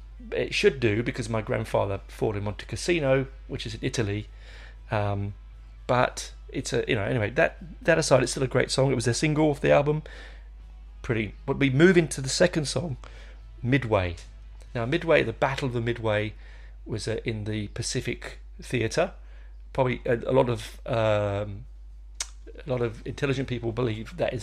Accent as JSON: {"language": "English", "region": "England", "country": "United Kingdom", "said": "I do show my heritage there. I'm an Englishman."}